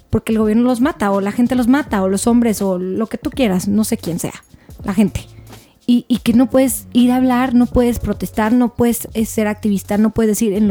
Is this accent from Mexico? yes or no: yes; Mexico; Soy mamá, soy hija, soy hermana, soy ciudadana, soy mexicana.